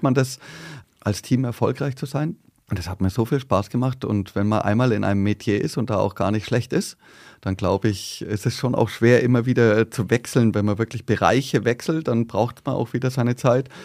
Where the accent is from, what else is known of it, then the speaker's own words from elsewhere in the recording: Bad Reichenhall, Bavaria, Germany; accent: southern; also born or lived in Berlin; now in Wiesbaden, Germany; in Berlin geboren und dann mit zweieinhalb war ich schon wieder im südlichen Bad Reichenhall